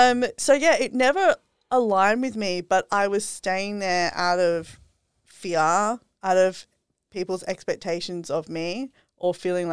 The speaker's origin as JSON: {"language": "English", "town": "Sydney", "region": "New South Wales", "country": "Australia", "tie": "born or raised there", "moved": "as an adult", "lives_now": "Gold Coast, Australia", "said": "I was brought up in Sydney and I was living full corporate life. This is also like part of my journey. And I decided to quit corporate last year. Now I'm living up here in the Gold Coast."}